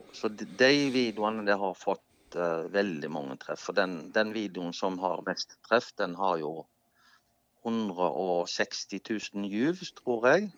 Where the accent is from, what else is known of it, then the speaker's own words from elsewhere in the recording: Norway; Jeg er jo nordmann